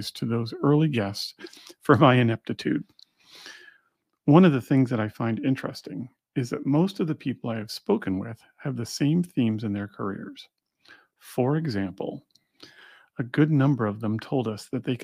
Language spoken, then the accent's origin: English; Montreal, Quebec, Canada; Growing up in Montreal